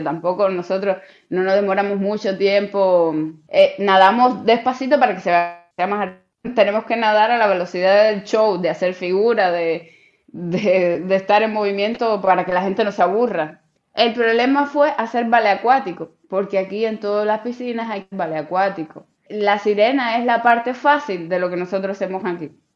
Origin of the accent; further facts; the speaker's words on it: Cuba; moved away as an adult; now in China; siendo cubana al fin